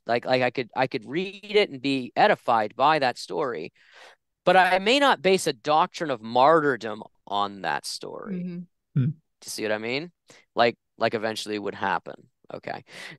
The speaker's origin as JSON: {"language": "English", "region": "New England", "country": "United States", "tie": "born or raised there", "said": "I mean, I grew up Protestant in Catholic New England."}